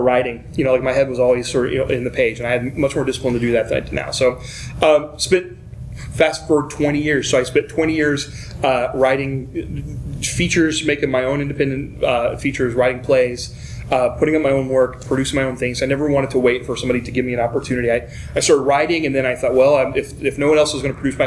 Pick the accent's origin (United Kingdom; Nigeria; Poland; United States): United States; Ironton, Ohio; also born or lived in Cincinnati, Ohio; I was born in Ironton, Ohio